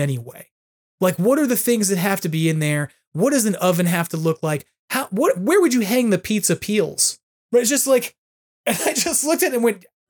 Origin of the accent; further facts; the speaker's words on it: New York, United States; now in California, United States; I'm a New Yorker